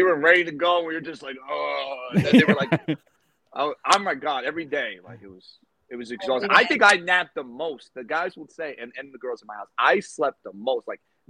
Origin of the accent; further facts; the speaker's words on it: East Coast, United States; The fact that, like Marissa just said, we're both from the East Coast.